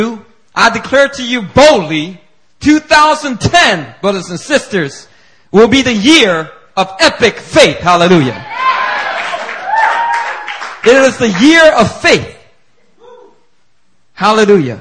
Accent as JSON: {"language": "English", "town": "Philadelphia", "region": "Pennsylvania", "country": "United States", "tie": "born or raised there"}